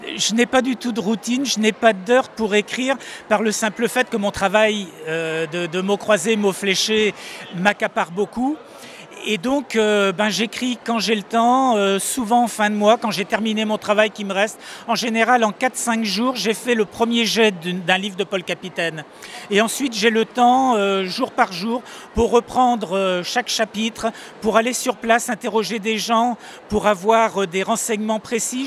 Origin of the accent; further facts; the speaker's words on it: Brittany, France; j'y suis né, ça fait donc un peu plus de 60 ans que, j'y vis